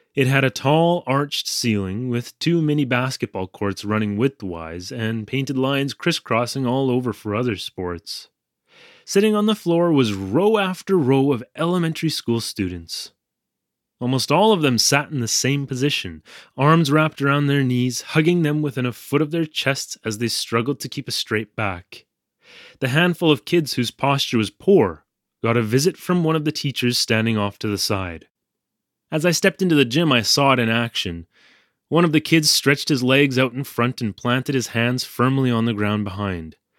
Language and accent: English; Canada; moved away as an adult; now in Japan; I'm from Canada.